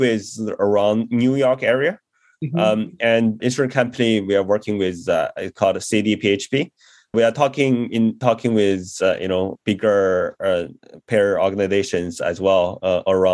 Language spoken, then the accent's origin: English; China; moved away as an adult; also born or lived in Beijing / Chennai, India; I grew up in China and did my undergrad in Beijing, studying engineering